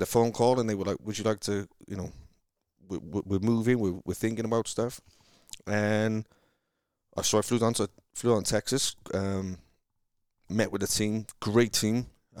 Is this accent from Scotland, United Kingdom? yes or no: no; Cardiff, Wales, United Kingdom; moved away as an adult; now in United States; growing up where I grew up in Cardiff, is amazing, because where we grew up, I think the national average income is 30 grand a year.